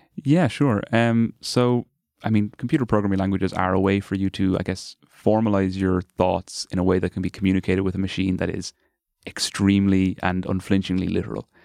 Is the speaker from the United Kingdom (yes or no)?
no; Carlow, Leinster, Ireland; moved away as an adult; now in Dublin, Ireland; I'm from Carlow originally and went to the, there's a big Gael school and a big Gael college down Carlow